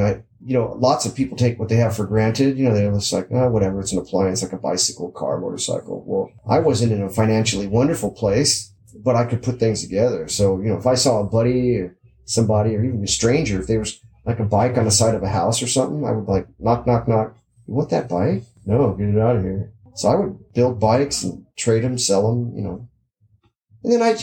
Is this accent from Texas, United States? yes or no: no; Southern California, United States; I grew up here in SoCal